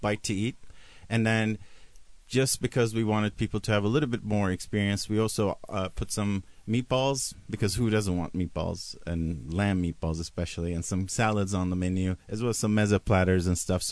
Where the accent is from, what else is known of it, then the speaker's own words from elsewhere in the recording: Turkey; I'm from the Middle East. I'm from Turkey.